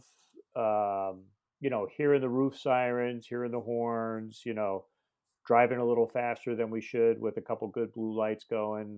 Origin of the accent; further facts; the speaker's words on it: Long Island, New York, United States; I was born and raised on Long Island, the home of the, you know, the king of the volunteer outfits